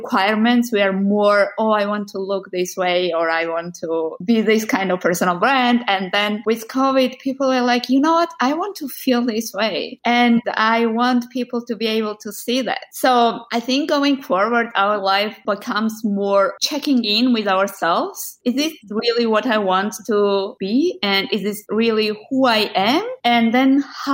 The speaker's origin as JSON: {"language": "English", "country": "Georgia", "tie": "born or raised there", "also_born_or_lived": "Netherlands", "moved": "as an adult", "said": "I was born in Georgia"}